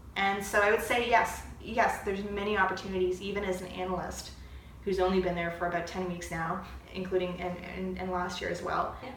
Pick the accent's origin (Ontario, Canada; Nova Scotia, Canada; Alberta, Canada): Ontario, Canada; St. Catharines; moved away as an adult; now in Ottawa, Canada; I'm from St. Catharines, a smaller city, and I moved here to go to university